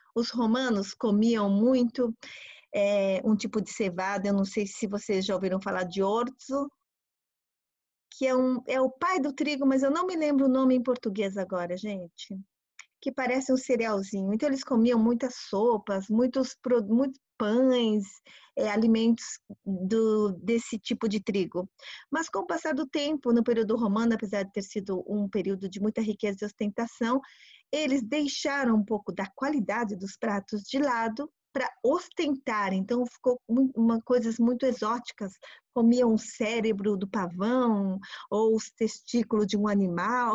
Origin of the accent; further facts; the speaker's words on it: Brazil; moved away as an adult; also born or lived in Japan / Tokyo, Japan / Florence, Italy; now in Italy; eu nasci no Brasil, pai japonês, mãe brasileira.